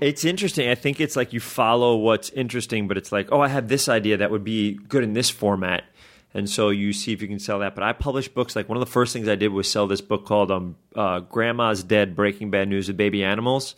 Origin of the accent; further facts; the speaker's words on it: New York, United States; I'm from New York